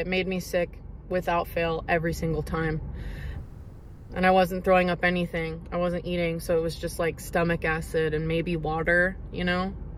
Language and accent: English; Seattle, Washington, United States; I was born and raised in Washington state, like Seattle area